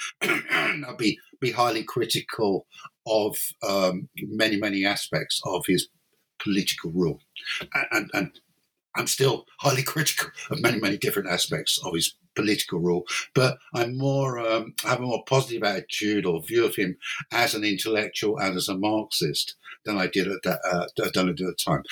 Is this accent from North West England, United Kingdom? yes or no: no; London, United Kingdom; moved away as an adult; now in Cork, Ireland; I, I was I, am from London